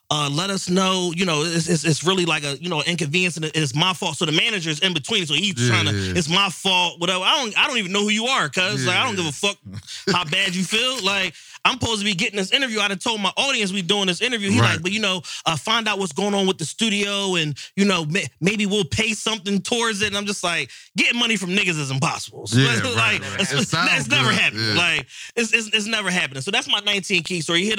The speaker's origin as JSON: {"language": "English", "town": "Philadelphia", "region": "Pennsylvania", "country": "United States", "said": "I'm from Philly."}